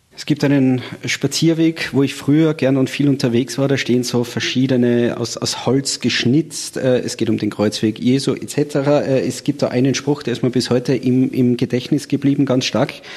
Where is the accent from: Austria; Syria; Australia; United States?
Austria; bei uns in Österreich